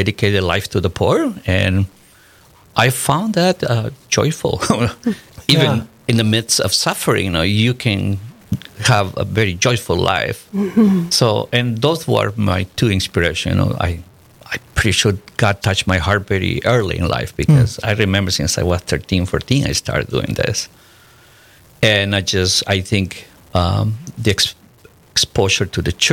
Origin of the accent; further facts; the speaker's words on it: Chimbote, Ancash, Peru; English is a second language; moved away as an adult; now in Fargo, United States; I was born in Peru, in Chimbote, Peru